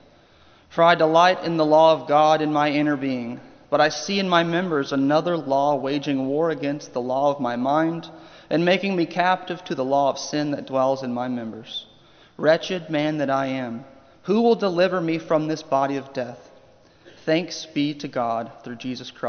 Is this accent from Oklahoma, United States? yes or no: yes; Oklahoma, United States; moved away; also born or lived in Ohio; I am from Oklahoma. I am a lifelong OU Sooners fan